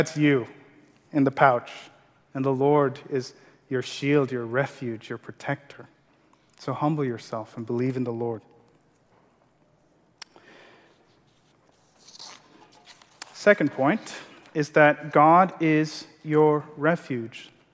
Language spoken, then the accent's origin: English; Maiduguri, Borno, Nigeria; English is a second language; moved away; growing up in Nigeria